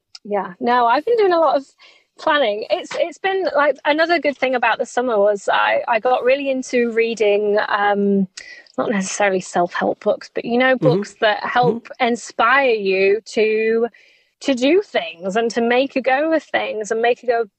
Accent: England, United Kingdom; I think I might die in the heat as an English person.

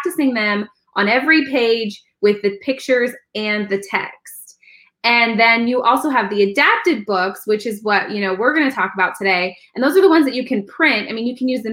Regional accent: Pennsylvania, United States; moved away as an adult; also born or lived in Virginia / Delaware / Texas / Georgia; now in Florida, United States; I'm from Pennsylvania, but I've taught in Pennsylvania and I've taught in Virginia

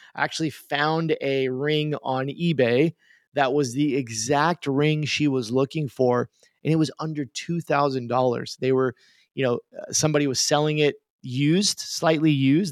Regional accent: Tulsa, Oklahoma, United States; also born or lived in Tucumcari, New Mexico; I live in Tulsa, Oklahoma. I grew up here in Tulsa, Oklahoma, uh, for most of my life.

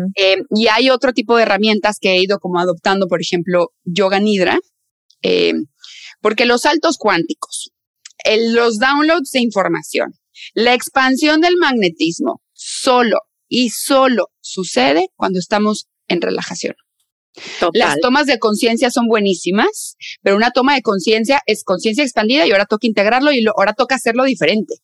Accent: northern Mexico, Mexico; soy del norte de México, entonces ahí decimos tía

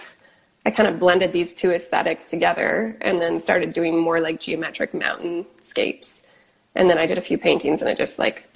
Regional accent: Kelowna, British Columbia, Canada; moved away as an adult; now in Los Angeles, United States; I grew up in Kelowna, BC, which is in Canada

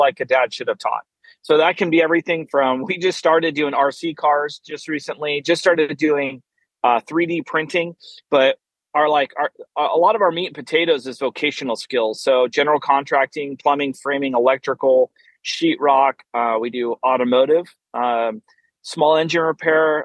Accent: Oregon, United States; now in Fort Worth, United States; I actually live in just outside of Fort Worth, Texas, originally born and raised in Oregon.

